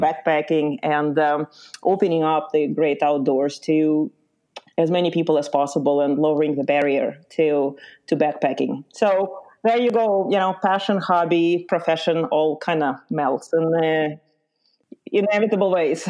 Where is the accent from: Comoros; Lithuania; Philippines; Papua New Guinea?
Lithuania; moved away; also born or lived in Ukraine; So I was born in Ukraine, uh, and I grew up in Lithuania.